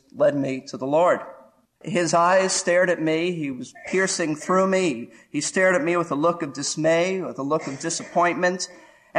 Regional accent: New York City, New York, United States; moved away; also born or lived in Florida; I grew up in Brooklyn, New York

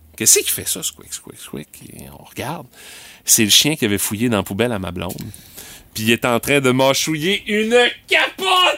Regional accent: Rimouski, Quebec, Canada; Chez nous, à Rimouski

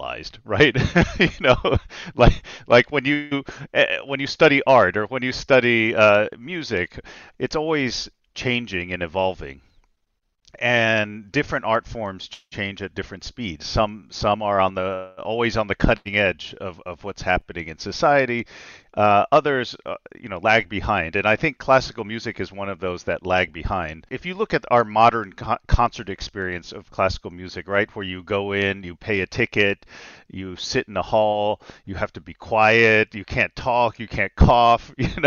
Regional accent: Nashville, Tennessee, United States; I grew up in Nashville, Tennessee

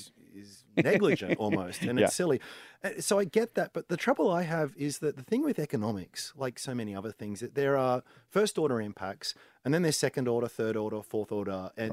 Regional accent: Australia; How can I profit or at least protect my downside as an Aussie investor?

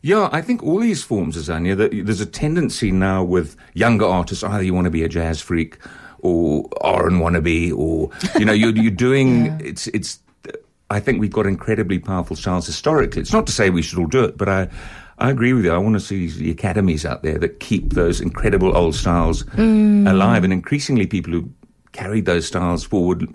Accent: Zambia; I grew up in Zambia

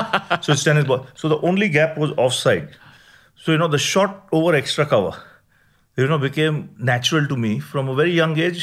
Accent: Mumbai, Maharashtra, India; born there; I was born in Mumbai.

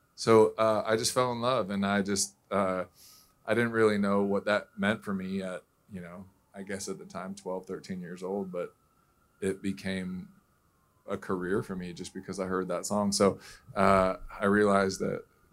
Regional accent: Southern California, United States; growing up in Southern California

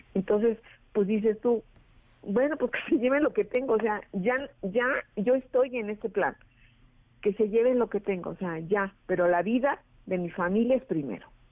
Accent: Acapulco, Guerrero, Mexico; moved away as an adult; Muchísimos, muchísimos acapulqueños

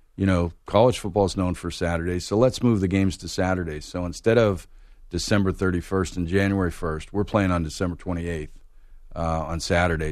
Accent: Pittsburgh, Pennsylvania, United States; moved away as an adult; also born or lived in Raleigh, North Carolina; now in Atlanta, United States; I grew up in Pittsburgh

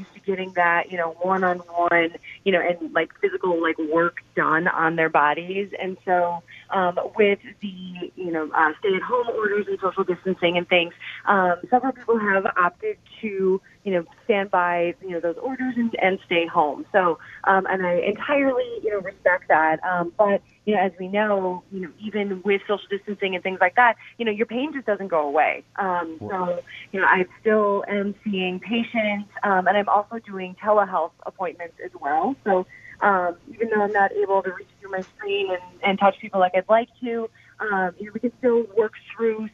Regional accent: Clintonville, Wisconsin, United States; moved away as an adult; also born or lived in Waukesha, Wisconsin; I grew up in Clintonville, Go Truckers. It's about 2 hours north of here

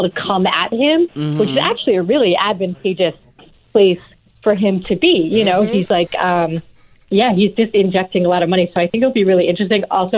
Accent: New York, United States; I'm from New York, and I was in New York when Bloomberg was mayor.

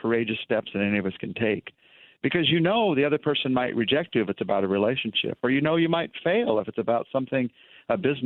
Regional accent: United States; I'm American

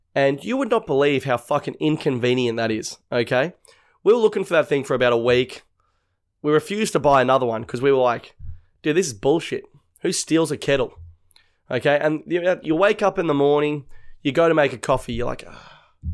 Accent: North Shore, New South Wales, Australia; we're from, like, the North Shore.

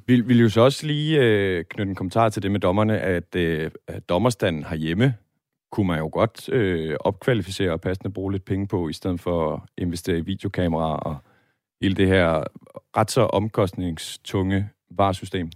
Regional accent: Møldrup, Central Denmark Region, Denmark; now in Aarhus, Denmark; min fødeby Møldrup

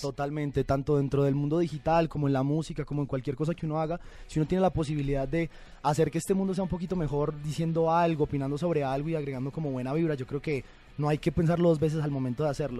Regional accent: Bogotá, Colombia; moved away as an adult; also born or lived in Bucaramanga, Colombia; now in Mexico; yo soy de Bucaramanga, me crié en Bogotá, viví en Bogotá hasta los, hasta los 18 años sí. y después vine a vivir aquí a México

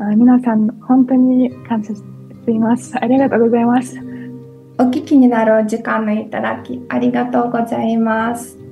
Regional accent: Ukraine; ウクライナで生まれて

